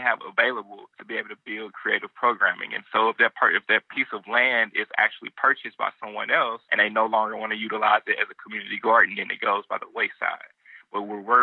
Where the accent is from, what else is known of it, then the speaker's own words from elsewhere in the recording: St. Louis, Missouri, United States; now in Nashville, United States; in my neighborhood growing up in St. Louis, it was definitely limited access to anything that was fresh, healthy, and affordable